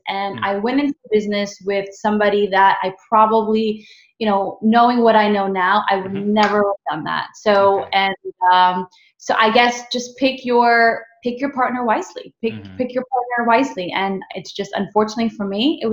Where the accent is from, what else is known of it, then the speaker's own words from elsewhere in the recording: New York City, New York, United States; I'm just a girl from the Bronx